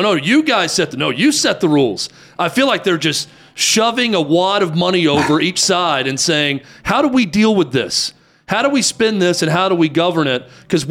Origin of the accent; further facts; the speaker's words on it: Mount Juliet, Tennessee, United States; Are you in Mount Juliet? Are you in my hometown?